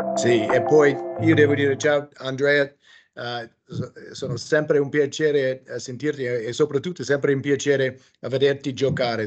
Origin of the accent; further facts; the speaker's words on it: United States; Italian is a second language; moved away; also born or lived in Italy; sono americano